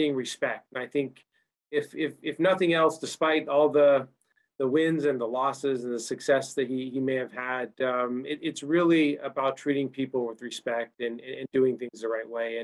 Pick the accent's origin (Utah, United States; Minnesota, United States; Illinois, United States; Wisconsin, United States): Utah, United States; I grew up in Utah